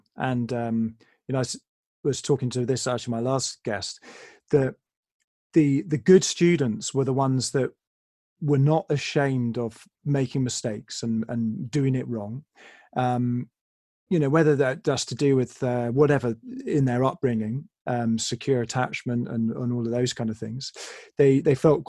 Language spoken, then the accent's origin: English; England, United Kingdom; I'm English.